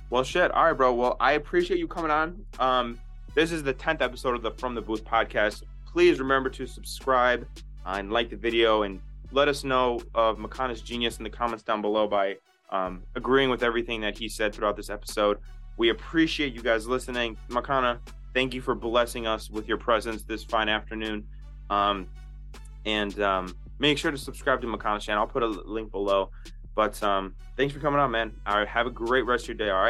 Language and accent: English; Illinois, United States; I'm from Illinois